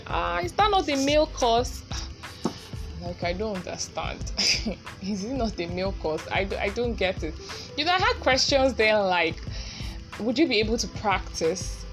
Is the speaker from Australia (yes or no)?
no; Nigeria; Being a Nigerian woman